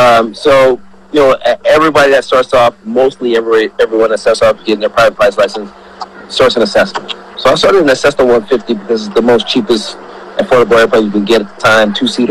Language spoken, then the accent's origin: English; Austin, Texas, United States; So my parents were from Nigeria. And they flew out to America in the late 80s, and I was born in Austin, Texas.